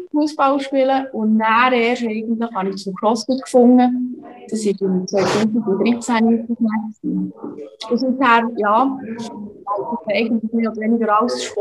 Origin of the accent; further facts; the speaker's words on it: Bern, Switzerland; now in Köniz, Switzerland; Also ich bin in der Nähe aufgewachsen, also im Kanton Bern in Serisil, das ist ja